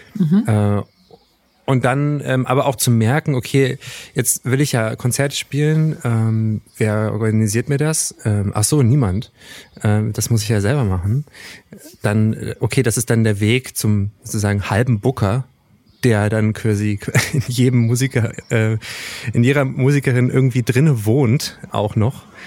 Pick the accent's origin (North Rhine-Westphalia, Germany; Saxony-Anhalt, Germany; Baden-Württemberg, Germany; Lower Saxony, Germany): Saxony-Anhalt, Germany; Wernigerode; Ich komme natürlich aus Wernigerode ursprünglich